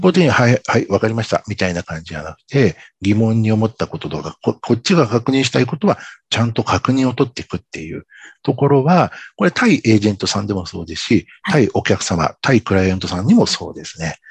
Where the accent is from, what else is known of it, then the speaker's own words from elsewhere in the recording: Tokyo, Japan; 僕はこう東京出身